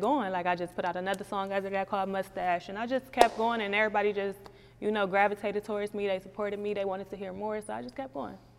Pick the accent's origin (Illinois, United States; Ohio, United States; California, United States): Ohio, United States; Cleveland; I'm from St. Clair